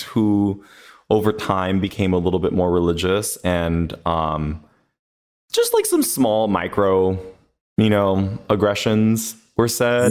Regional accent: Los Angeles, California, United States; I was born and raised in Los Angeles. I was actually born in Boyle Heights.

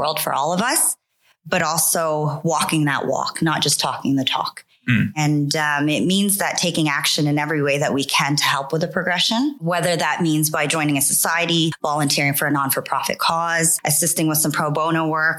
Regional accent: Canada; moved away as an adult; also born or lived in Philippines; now in London, United Kingdom; We moved to Canada and have spent most of my life there

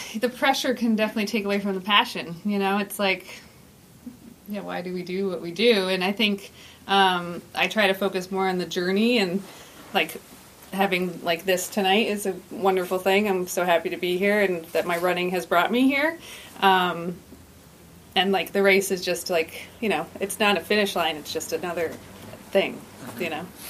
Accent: Saranac Lake, New York, United States; I grew up in Saranac Lake actually, and grew up canoeing

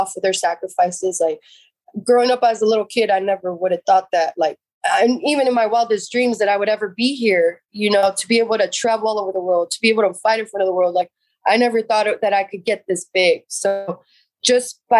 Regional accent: San Jose, California, United States; I grew up in Eastside San Jose.

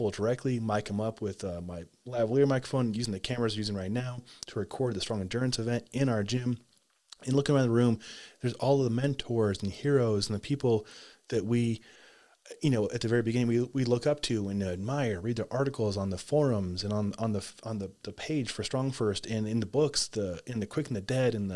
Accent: Nebraska, United States; moved away; I'm from Nebraska originally

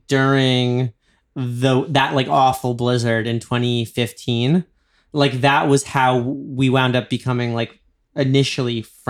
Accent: New York, United States; now in Los Angeles, United States; I'm from New York.

